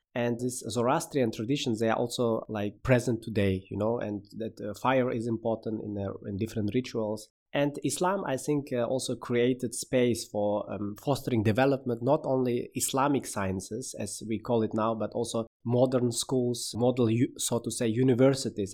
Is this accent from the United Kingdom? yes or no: no; Samarkand, Samarkand Region, Uzbekistan; moved away as an adult; now in Berlin, Germany; I was born in Uzbekistan in a beautiful city, Samarkand, and I'm also living since 2014 in Berlin.